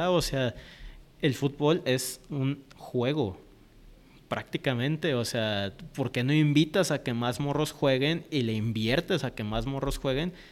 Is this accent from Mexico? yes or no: yes; Mexico; also born or lived in Panama; Soy mexicano, pero soy panameño.